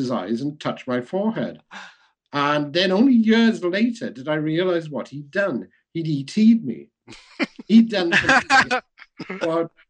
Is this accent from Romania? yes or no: no; Wales, United Kingdom; being Welsh